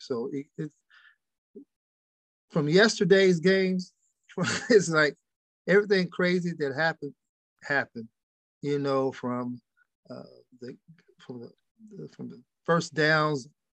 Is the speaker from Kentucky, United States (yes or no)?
yes; Louisville, Kentucky, United States; No, really, from Louisville, and really my first love was boxing. Muhammad Ali is one of my childhood heroes. I didn't grow that too far from his house.